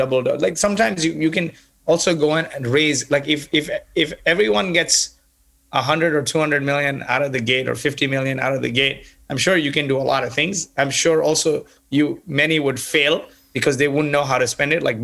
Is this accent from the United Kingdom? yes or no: no; Kuwait; also born or lived in Canada; now in United States; I grew up in Kuwait in the Middle East, and they brought me to Canada. And after I finished engineering, I moved from Canada to the US.